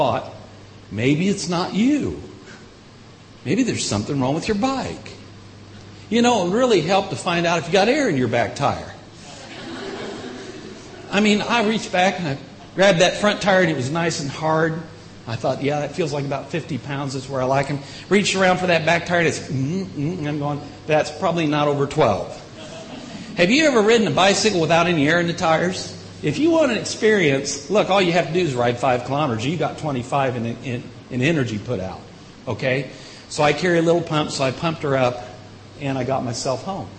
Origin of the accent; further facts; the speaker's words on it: Indiana, United States; moved away; also born or lived in Illinois; I grew up in Indiana, moved to Illinois